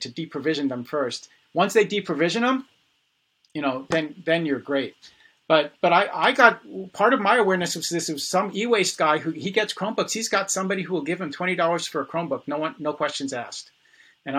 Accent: New York City, New York, United States; I was born in the Bronx

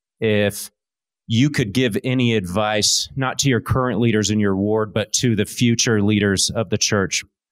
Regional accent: New Braunfels, Texas, United States; from New Braunfels, Texas.

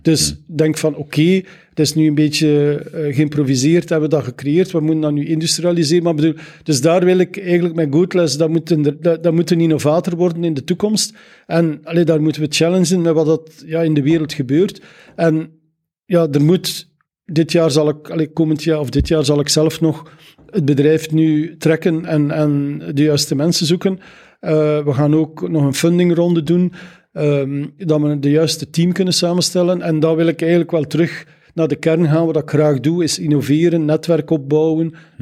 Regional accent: Zeveneken, Flanders, Belgium; moved away; Ik ben van Zaflaar

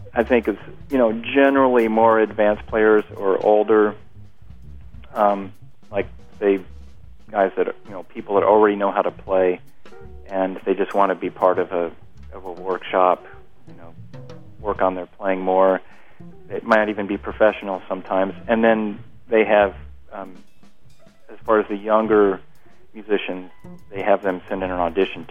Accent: Kansas City, United States; moved away; I'm from Kansas City originally

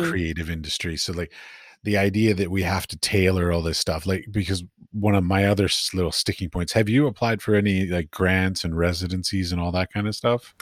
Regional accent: United States; moved away; also born or lived in Middle East; I'm American

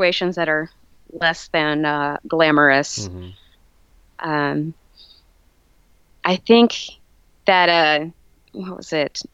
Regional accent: the South, United States; I grew up in the South and grew up in doing theater down South

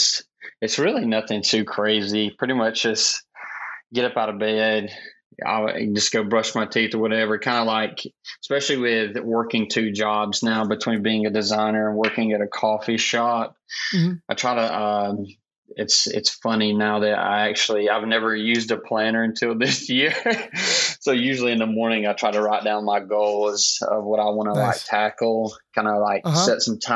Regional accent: Clinton, South Carolina, United States; also born or lived in Laurens County, South Carolina; now in Greenville, United States; been here all of my life. I actually grew up like in a small town called Clinton

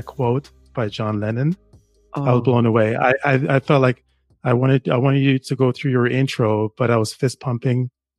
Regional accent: Toronto, Ontario, Canada; also born or lived in Jamaica; now in Ottawa, Canada; I live in Ottawa, but I grew up in Toronto. Originally, I'm from Jamaica. I grew up in Toronto

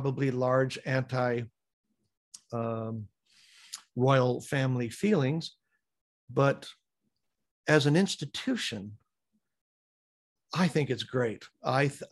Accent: United States; I'm an American

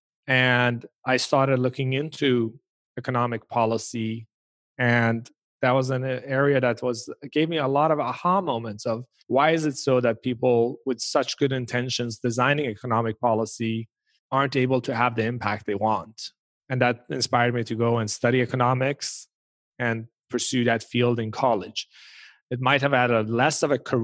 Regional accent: Sweden; moved away; when I was growing up in Sweden

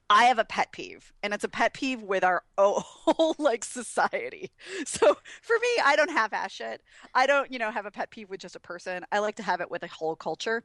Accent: Wisconsin, United States; I'm from Wisconsin, Packerland, so everybody wears cheese heads

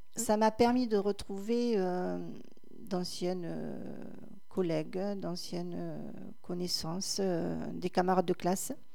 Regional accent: Cabanac-et-Villagrains, Nouvelle-Aquitaine, France; quand j'étais à l'école de Cabanac en CME1

